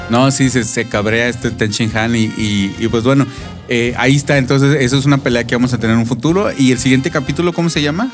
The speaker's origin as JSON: {"language": "Spanish", "region": "Chihuahua", "country": "Mexico", "moved": "yes", "said": "soy de Chihuahua"}